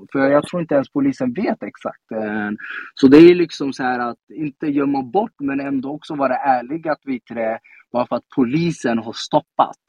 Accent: Stockholm, Stockholm County, Sweden; also born or lived in Rinkeby; Jag är uppvuxen i Tensta. Um, kommer alltid vara Tenstabarn oavsett var jag tar vägen.

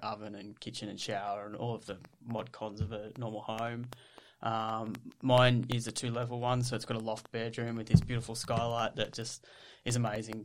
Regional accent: Ballarat, Victoria, Australia; So I grew up in Ballarat. Um, we I grew up on a farm

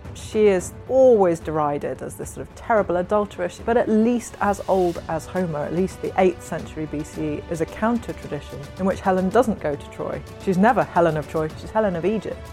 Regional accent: Norway; moved away; I grew up in Norway

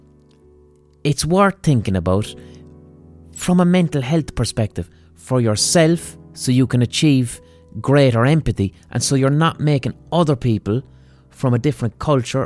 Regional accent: Ireland; I was raised in a fucking culture which is essentially racist or xenophobic or whatever the fuck you have, you know. But blind by, we're Irish.

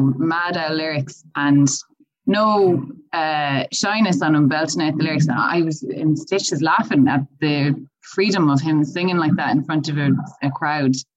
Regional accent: Galway, Connacht, Ireland; moved away; I'm originally from Galway

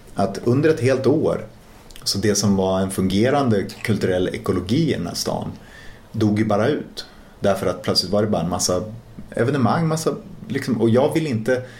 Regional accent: Umeå, Västerbotten County, Sweden; Vi var ju från Teg liksom, men på andra sidan älven

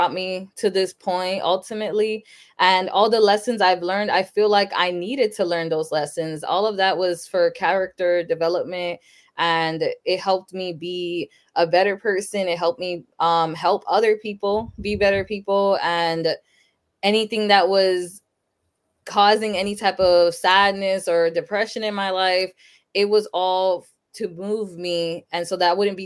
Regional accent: Sanford, Florida, United States; also born or lived in Lawrence, Massachusetts; I was born in Sanford, Florida, but then when I was about 6 months old, my parents moved to Massachusetts. So I lived in Lawrence, Massachusetts up until I was 10. So in 2006, I moved back to Florida, back to Sanford too. So I've been here since

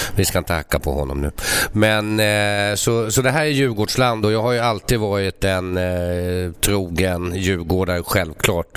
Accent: Stockholm, Stockholm County, Sweden; så är jag uppvuxen här inne i stan

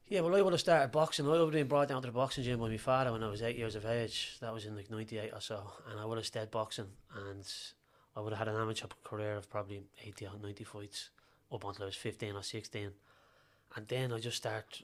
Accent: Dublin, Leinster, Ireland; I was born in Dublin's north inner city

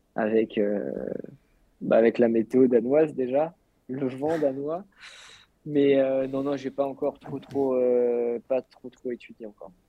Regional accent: France; je suis français

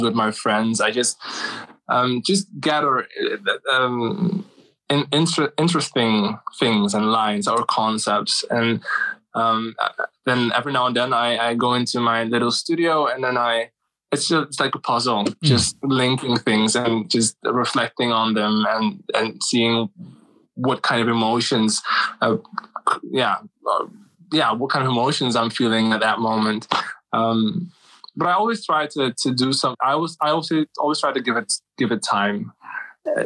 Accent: Suriname; moved away as an adult; now in Amsterdam, Netherlands; my home country, Suriname

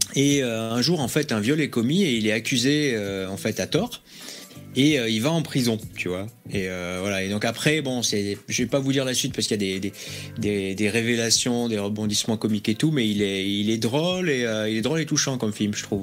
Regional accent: Bayonne, Nouvelle-Aquitaine, France; je suis de Bayonne

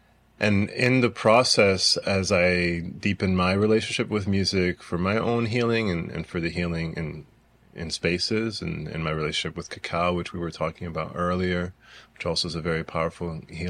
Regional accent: Brazil; born there; also born or lived in United States; Being from Brazil, it wasn't for a long time that it took me a long time to realize, you know, I was born in Brazil. I grew up playing violin and studying in the U.S. and studying in Europe

